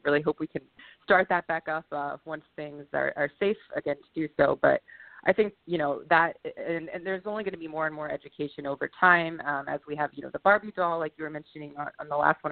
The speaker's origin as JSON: {"language": "English", "region": "Virginia", "country": "United States", "tie": "born or raised there", "moved": "as an adult", "lives_now": "Boston, United States", "said": "I'm born and raised in Virginia"}